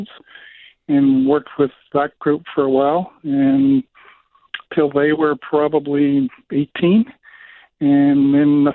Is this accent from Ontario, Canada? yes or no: no; Brandon, Manitoba, Canada; it was being held in my hometown.